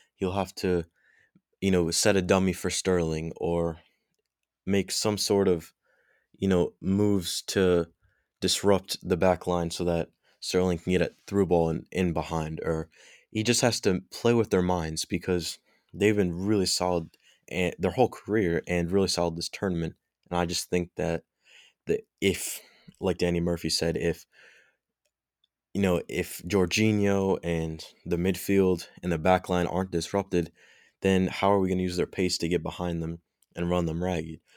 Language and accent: English; England, United Kingdom; I'm English